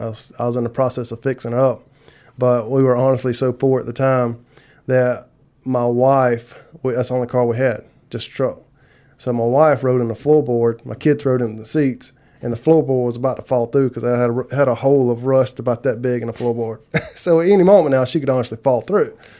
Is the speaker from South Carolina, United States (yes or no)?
yes; South Carolina, United States; moved away as an adult; now in LaGrange, United States; I'm originally from South Carolina